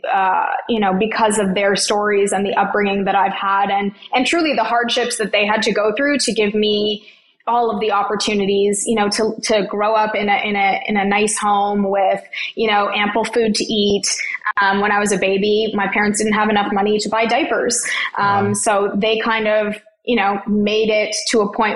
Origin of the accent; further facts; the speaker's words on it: Toronto, Ontario, Canada; I grew up in Toronto, Ontario, Canada, and I am an only child and I'm a first generation Canadian